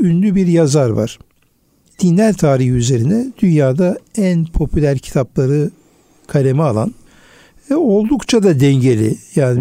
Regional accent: Urfa, Şanlıurfa, Turkey; Benim de memleketim olduğu için Urfa'yı

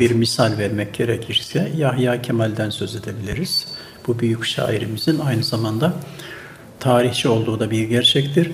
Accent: Turhal, Tokat, Turkey; moved away as an adult; now in Istanbul, Turkey; 1952 yılında Tokat'ın Turhal ilçesinin Üzümören köyünde dünyaya geldim, gelmişim.

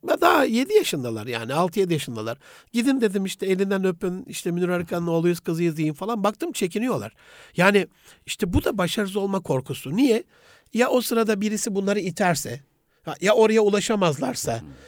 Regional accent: Gaziantep, Turkey

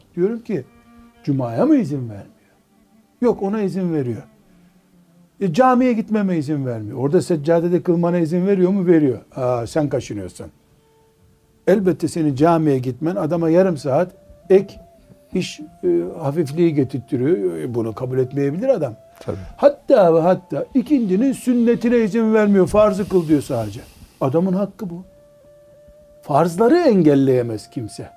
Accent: Black Sea Region, Turkey; Bizim Karadeniz'de dua ederken su gibi aziz olasın derler

